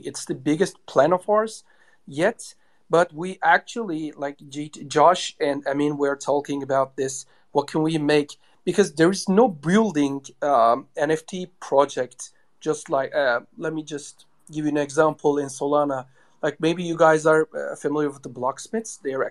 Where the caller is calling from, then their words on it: Istanbul, Turkey; No, I'm logging from Turkey, like in Istanbul, but I don't know why it is so shitty today.